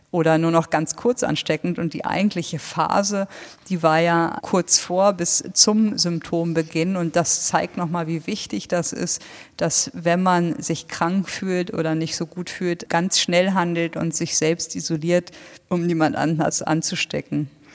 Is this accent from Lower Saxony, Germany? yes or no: yes; Lower Saxony, Germany; moved away; ich bin echter Niedersachse